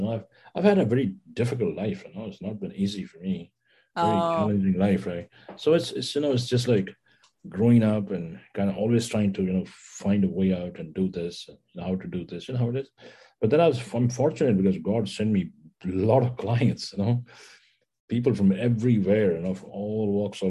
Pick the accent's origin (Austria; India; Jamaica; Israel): India; New Delhi, Delhi; New Delhi.